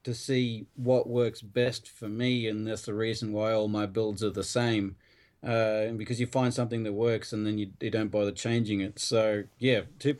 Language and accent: English; Australia; I'm Australian